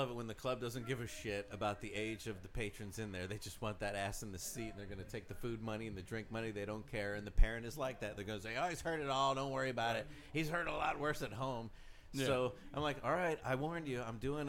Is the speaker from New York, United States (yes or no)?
no; Colorado, United States; I'm from Colorado